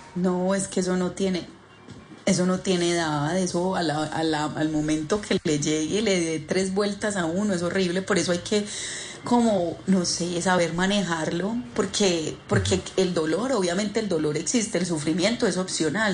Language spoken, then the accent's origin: Spanish; Paisa, Antioquia, Colombia; also born or lived in Argentina; como buena paisa